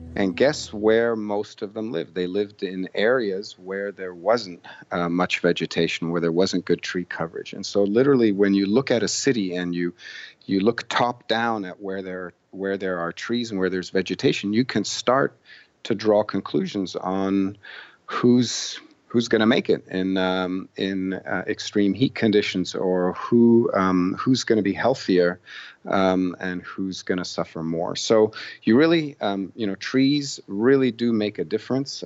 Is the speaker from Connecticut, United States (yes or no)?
no; Boston, Massachusetts, United States; my hometown, Boston